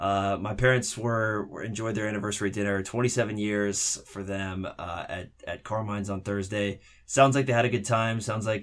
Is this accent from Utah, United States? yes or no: no; Seattle, Washington, United States; moved away; I'm forgetting my Seattle roots